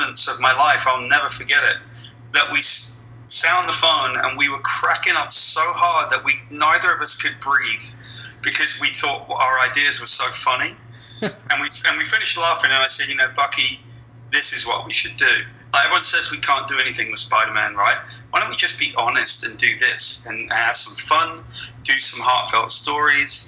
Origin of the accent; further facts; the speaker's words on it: West Country, South West England, United Kingdom; moved away as an adult; now in United States; I grew up in the West Country. I grew up on a farm